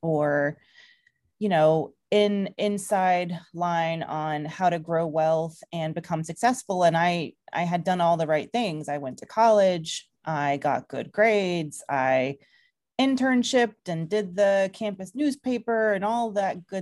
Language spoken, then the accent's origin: English; Atlanta, Georgia, United States; moved away as an adult; now in New York, United States; a woman of color who grew up in the South. I'm from Georgia originally. I kind of grew up in the suburbs around Atlanta